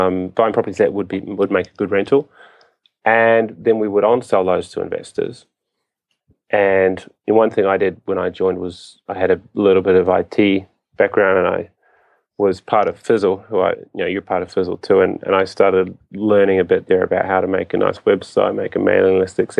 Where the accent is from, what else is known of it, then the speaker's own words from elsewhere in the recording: New Zealand; moved away as an adult; now in Japan; I am from New Zealand.